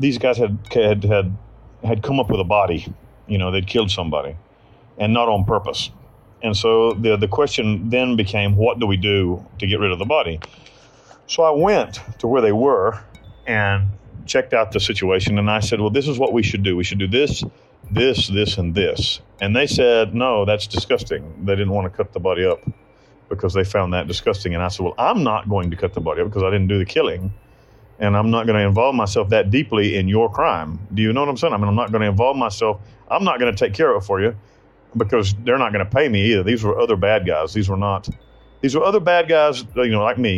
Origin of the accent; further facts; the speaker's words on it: United States; moved away as an adult; now in Costa Rica; I'm a fugitive from the United States